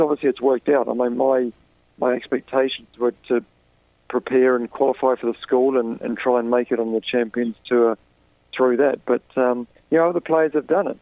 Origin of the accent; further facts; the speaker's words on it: New Zealand; moved away; I'm from New Zealand